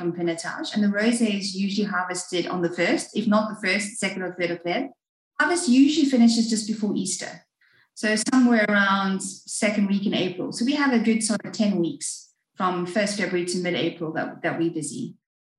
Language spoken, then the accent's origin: English; South Africa; I am South African born and bred